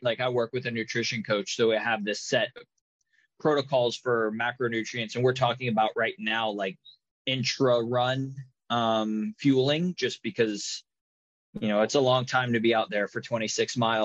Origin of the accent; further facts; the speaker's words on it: United States; I'm American